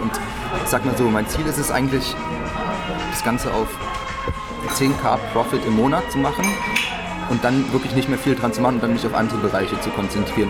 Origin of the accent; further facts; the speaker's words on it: near Düsseldorf, North Rhine-Westphalia, Germany; moved away as an adult; now in Berlin, Germany; ich komme ursprünglich ähm, aus der Nähe von Düsseldorf, bin jetzt zum Studium, also im September nach Berlin gezogen